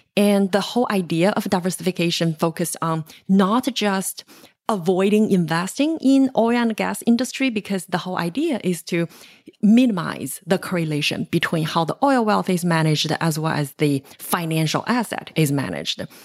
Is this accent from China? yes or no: yes; China; moved away as an adult; now in United States; I grew up in China in an era where, you know, it's, um, my generation is the so-called one child generation.